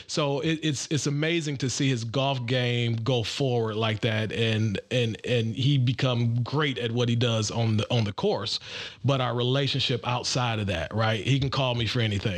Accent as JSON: {"language": "English", "town": "Detroit", "region": "Michigan", "country": "United States", "moved": "yes", "lives_now": "Atlanta, United States", "said": "I'm also from the Midwest. I'm originally from Detroit, Michigan"}